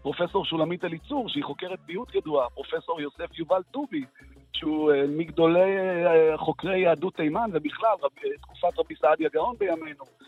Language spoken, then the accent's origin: Hebrew; Ashdod, Southern District, Israel; העובדה שאני מזרחי, מרוקאי ודתי וגדלתי באשדוד